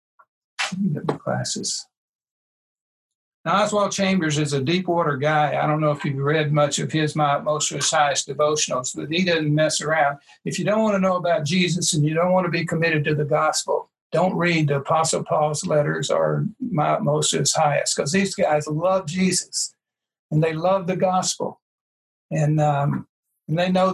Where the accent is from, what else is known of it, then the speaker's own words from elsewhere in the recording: Birmingham, Alabama, United States; my hometown with an ace in Birmingham, Alabama